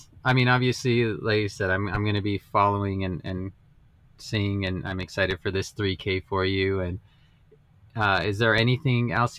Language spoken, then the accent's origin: English; Las Vegas, New Mexico, United States; moved away; So I grew up in Las Vegas, New Mexico.